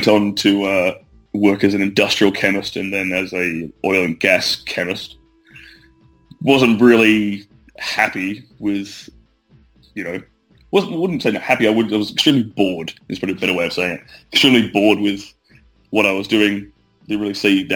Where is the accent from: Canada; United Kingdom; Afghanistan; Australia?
Australia; Western Australia; Originally, I'm from a very small country town in Western Australia.